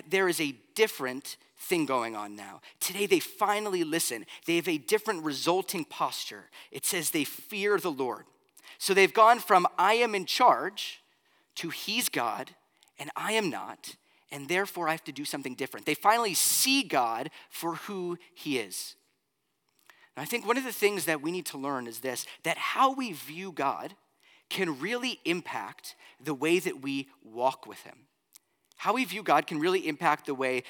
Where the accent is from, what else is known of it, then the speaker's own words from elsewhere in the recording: Florida, United States; moved away; also born or lived in Pennsylvania; growing up in Florida